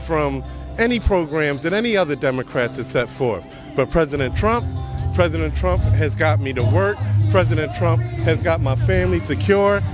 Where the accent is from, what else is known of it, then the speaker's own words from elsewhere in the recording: Philadelphia, Pennsylvania, United States; I grew up in Philadelphia, in the streets of Philadelphia